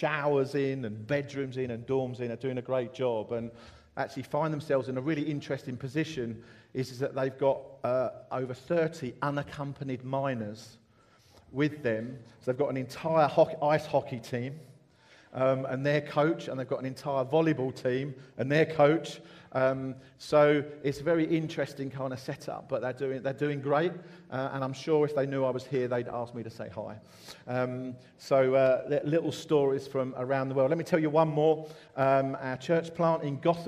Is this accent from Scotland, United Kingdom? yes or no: no; Essex, East of England, United Kingdom; also born or lived in London; now in Horsham, United Kingdom; I was brought up in Essex